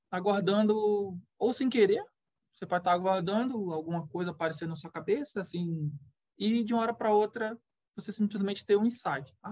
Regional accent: Recife, Pernambuco, Brazil; born there; now in Itá, Brazil; eu nasci em Recife, né? E eu o meu pai era barrageiro, depois o meu padrasto também, e a gente veio seguindo o país, assim, né? A gente é, veio parar aqui em Santa Catarina, mais especificamente em Itá

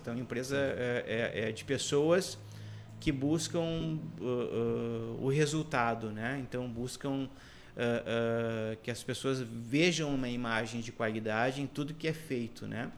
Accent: Canoas, Rio Grande do Sul, Brazil; eu, sou um cidadão de Canoas, né? praticamente nascido, criado e também boa parte da minha carreira profissional feita na região de Porto Alegre e área metropolitana

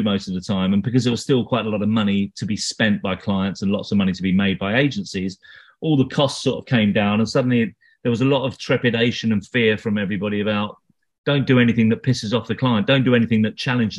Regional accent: London, United Kingdom; I'm not actually from Hackney. I'm from London, but I only live in Hackney.

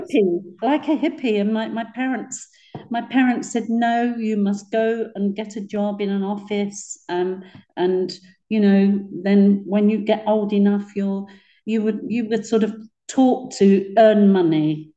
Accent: London, United Kingdom; I was born in Poplar in a block of flats called Oban House.

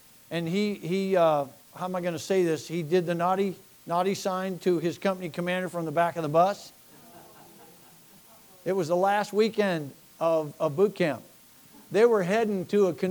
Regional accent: United States; we're American citizens

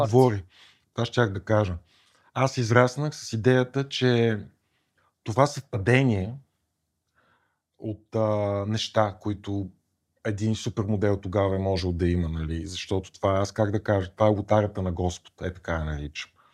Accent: Kyustendil, Kyustendil Province, Bulgaria; в малкия град, от който съм от Кюстендил

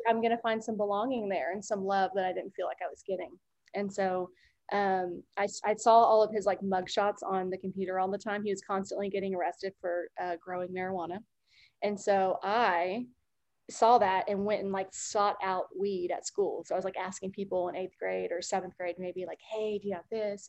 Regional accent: Norman, Oklahoma, United States; I grew up in Norman, Oklahoma

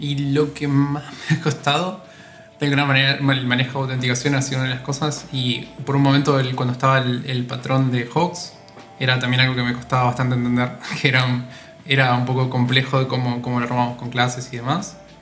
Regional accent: Entre Ríos, Argentina; moved away as an adult; now in Buenos Aires, Argentina; no soy de acá de Buenos Aires, soy de Entre Ríos, que es una provincia que está al norte de Buenos Aires

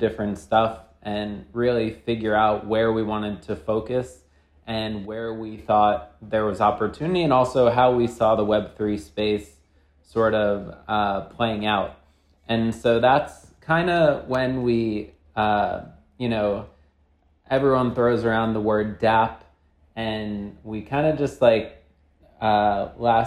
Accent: New York, United States; by background, I'm from New York

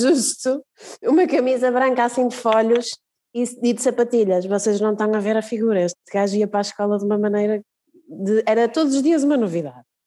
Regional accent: Braga, Norte, Portugal; quando nós crescemos cá em Braga

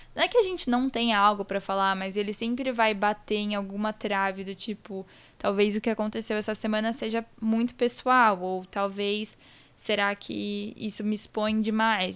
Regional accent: Espírito Santo, Brazil; now in São Paulo, Brazil; eu não nasci em São Paulo, apesar de morar aqui, estudar aqui, morar com meu pai, minha mãe, meu irmão aqui em São Paulo. Toda a minha família é do Espírito Santo, que é onde eu nasci

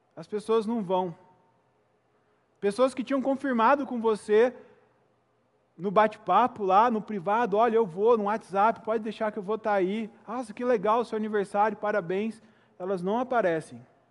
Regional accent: Itajubá, Minas Gerais, Brazil; also born or lived in Belo Horizonte; E eu morei boa parte da minha vida, embora tenha nascido ali em Belo Horizonte, em uma cidade do sul de Minas chamada Itajubá

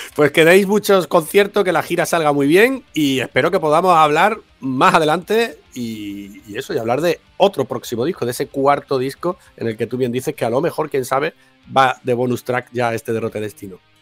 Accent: Málaga, Andalusia, Spain; soy de Málaga

